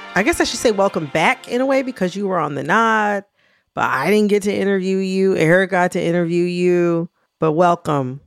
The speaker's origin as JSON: {"language": "English", "region": "Michigan", "country": "United States", "tie": "born or raised there", "also_born_or_lived": "Kentucky", "said": "I was born in Kentucky, even though I was raised in Michigan"}